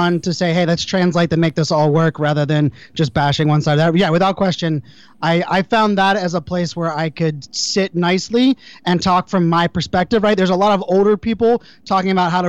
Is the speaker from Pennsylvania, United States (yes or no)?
yes; Pittsburgh, Pennsylvania, United States; I grew up in Pittsburgh, Pennsylvania, you know, blue collar town